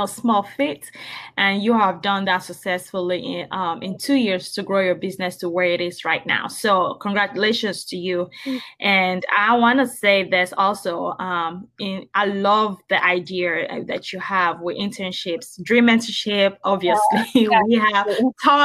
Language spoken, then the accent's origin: English; Nigeria; moved away; I'm Nigerian originally